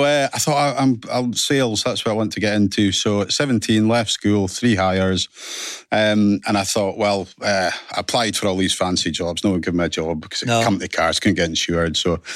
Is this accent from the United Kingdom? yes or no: yes; Aberdeen, Alva, Callander, Scotland, United Kingdom; Originally, Ellen Academy up in Aberdeen.